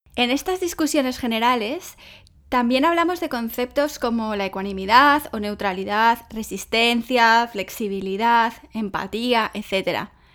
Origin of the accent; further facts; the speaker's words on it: Spain; que si soy española y los españoles eh, somos apasionados